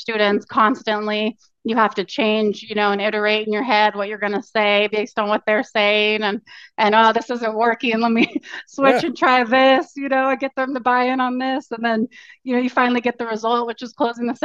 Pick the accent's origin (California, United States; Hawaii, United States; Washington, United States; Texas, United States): California, United States; Orange County; moved away as an adult; also born or lived in Santa Cruz, California / Taiwan / South Korea; now in Portland, United States; I'm actually from Orange County, California. Grew up there, but I've lived all over pretty much.